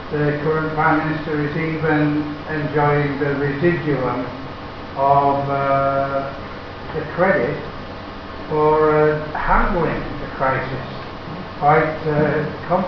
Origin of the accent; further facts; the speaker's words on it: England, United Kingdom; Being English